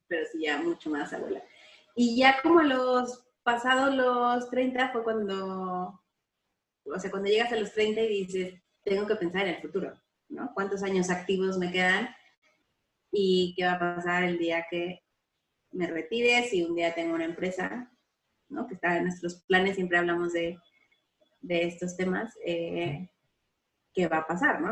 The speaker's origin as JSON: {"language": "Spanish", "country": "Mexico", "moved": "as an adult", "said": "salí de México y fui a estudiar al extranjero y aunque mis papás me estaban manteniendo"}